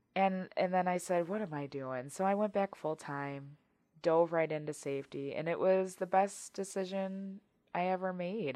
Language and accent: English; Wisconsin, United States; I'm born and raised um, in Wisconsin, so I've been here the majority of my life.